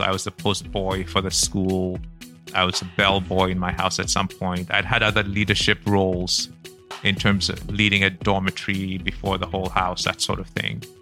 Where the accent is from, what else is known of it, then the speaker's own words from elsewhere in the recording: Accra, Greater Accra, Ghana; also born or lived in Kumasi; I grew up in Kumasi, Accra, the very early years, and then Accra when I was six years old, and came to school in Accra